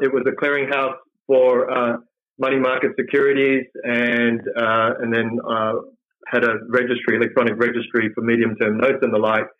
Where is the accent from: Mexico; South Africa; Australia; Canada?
Australia; Perth, Western Australia; also born or lived in Malaysia; So I grew up in Perth, and it was great growing up in, you know, the 70s and the 80s